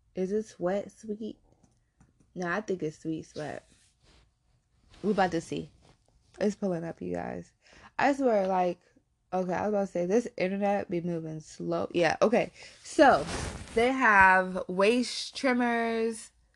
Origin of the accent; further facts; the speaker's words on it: Texas, United States; moved away; also born or lived in Warren, Ohio; I actually grew up in Texas